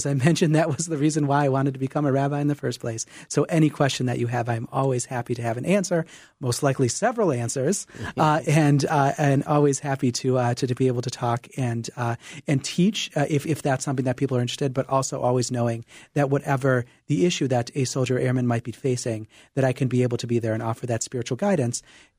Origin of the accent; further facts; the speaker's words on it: Michigan, United States; So I grew up in Michigan, outside of Detroit, and I was my family was the only Jewish family in the elementary school where we grew up.